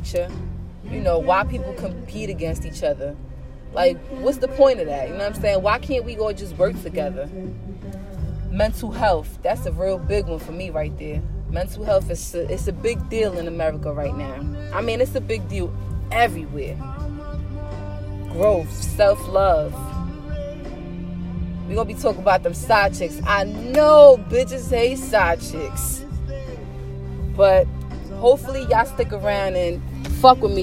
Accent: Jersey City, New Jersey, United States; I was born and raised in Jersey City, New Jersey

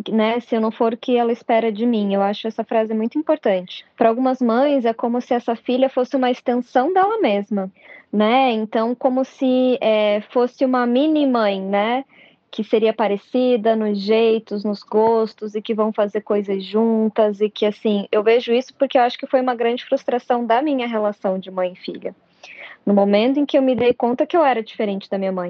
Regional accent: Curitiba, Paraná, Brazil; Imagina, gente, ela é nordestina e eu sou curitibana.

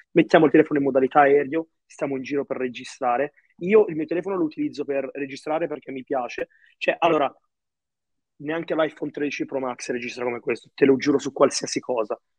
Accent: Italy; also born or lived in Egypt; io sono nato in Egitto, all'età tipo di nove mesi circa, non so, io ho imparato a camminare qua in Italia

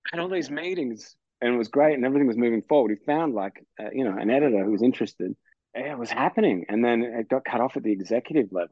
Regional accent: Australia; I'm a heterosexual, straight Australian

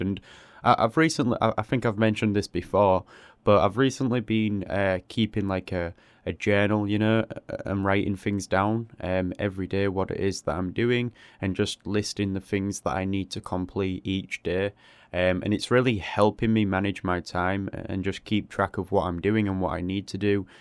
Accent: England, United Kingdom; I live in a, a small city in England

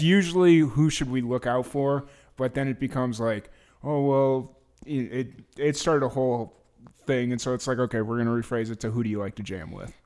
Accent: Chicago, Illinois, United States; my home te-, hometown

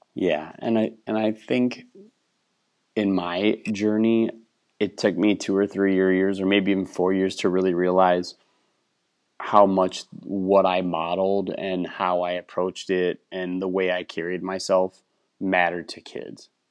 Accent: Wisconsin, United States; moved away as an adult; also born or lived in Minnesota; now in Texas, United States; I grew up in Wisconsin

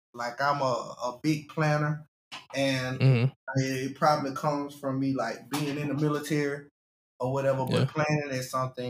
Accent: Chicago, Illinois, United States; I really appreciate my hometown. Chicago was a big influence on it. Like, Chicago really stood up. My hometown really stood up.

